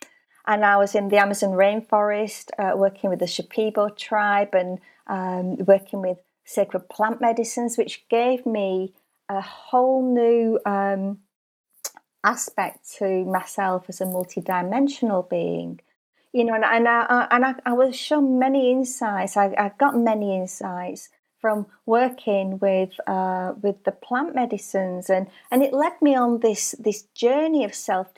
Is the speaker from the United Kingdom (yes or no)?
yes; Burnley, North West England, United Kingdom; also born or lived in Australia; So I was born in Burnley, and I think my lust for travel came because when I was 2 years old, my mum and dad emigrated to Australia, and we lived in Australia for 4 years, returning to Burnley when I was 6 years old.